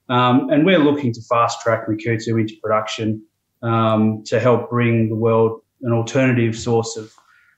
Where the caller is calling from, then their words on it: Melbourne, Victoria, Australia; I'm coming from Melbourne, Australia, just at the tail end of summer. So conditions are pretty good down here.